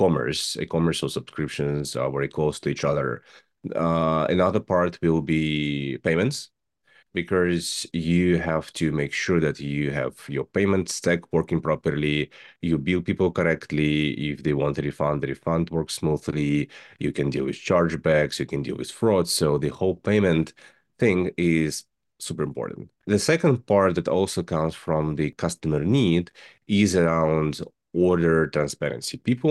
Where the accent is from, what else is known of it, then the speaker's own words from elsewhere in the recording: Russia; English is a second language; I am originally from Russia. I'm graduated from the aerospace university